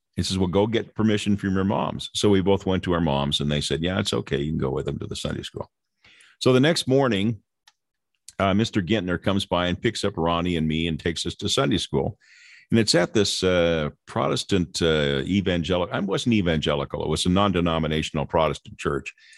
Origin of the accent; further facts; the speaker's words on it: Lynwood, California, United States; I grew up in Southern California in a place called Linwood